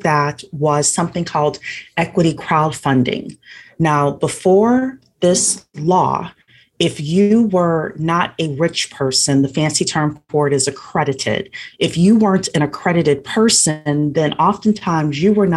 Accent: Louisiana, United States; moved away as an adult; also born or lived in Washington, D.C. area; I am from Louisiana. Originally, I came to the DC area

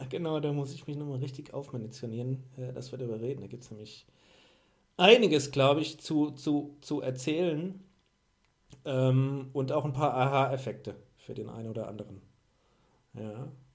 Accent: Mainz, Rhineland-Palatinate, Germany; komme aus Mainz. Habt ihr bestimmt schon an, an meinem Dialekt erkannt

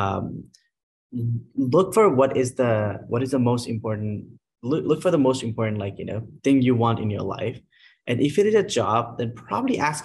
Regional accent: Nepal; English is a second language; moved away as an adult; now in United States; I was born and raised in Nepal

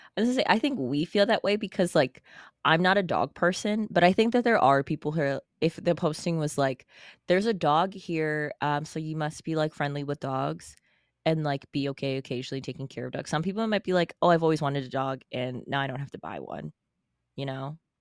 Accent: Farmington, United States; in my hometown

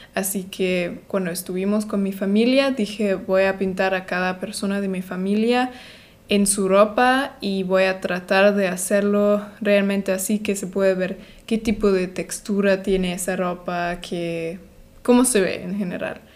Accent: Germany; soy de Alemania

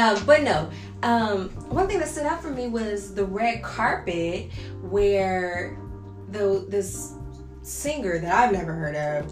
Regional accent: Arkansas, United States; now in Tulsa, United States; I'm from Arkansas

